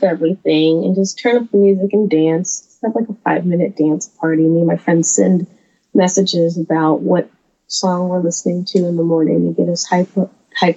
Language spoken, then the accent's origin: English; the South, United States; I'm from the South, and so it's very Southern